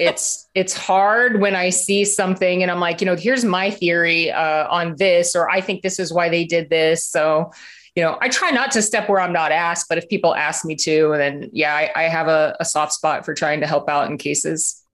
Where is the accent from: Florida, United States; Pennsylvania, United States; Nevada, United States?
Florida, United States; I'm from Florida